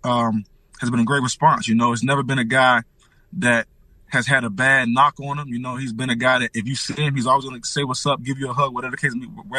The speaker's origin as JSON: {"language": "English", "region": "Maryland", "country": "United States", "also_born_or_lived": "Pittsburgh", "moved": "as an adult", "said": "I'm from Maryland"}